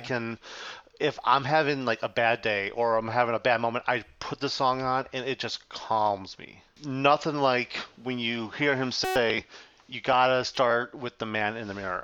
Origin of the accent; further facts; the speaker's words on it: Chicago, Illinois, United States; I'm from Chicago